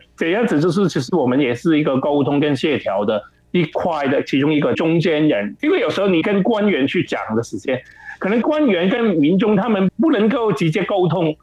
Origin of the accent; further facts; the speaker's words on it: Hong Kong; moved away as an adult; also born or lived in Taichung, Taiwan; now in Taiwan; 我就回香港